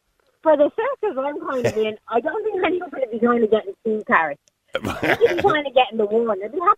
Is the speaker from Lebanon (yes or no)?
no; Dublin, Leinster, Ireland; I'm from Dublin